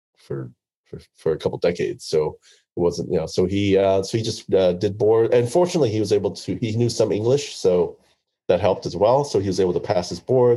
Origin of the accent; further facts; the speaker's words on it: Oklahoma City, Oklahoma, United States; also born or lived in Vietnam; I grew up in the Midwest in Oklahoma City